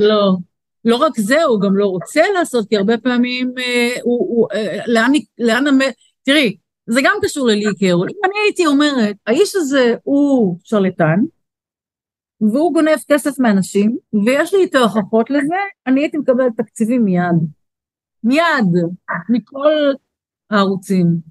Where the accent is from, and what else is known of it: Israel